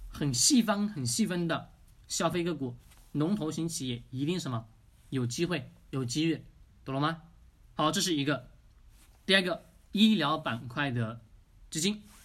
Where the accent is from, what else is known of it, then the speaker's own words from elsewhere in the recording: China; 我们中国人